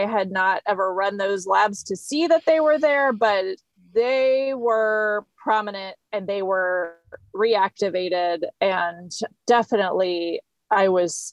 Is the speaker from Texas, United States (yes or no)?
yes; Houston, Texas, United States; I grew up in Houston in the city